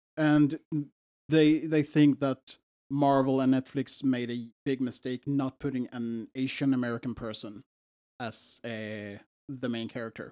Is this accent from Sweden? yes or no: yes; Sweden; English is a second language; we're from Sweden.